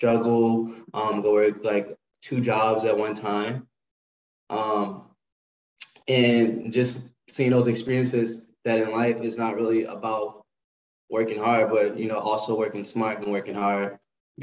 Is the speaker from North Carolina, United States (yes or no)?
no; New Orleans, Louisiana, United States; also born or lived in Texas; now in Los Angeles, United States; I am originally from New Orleans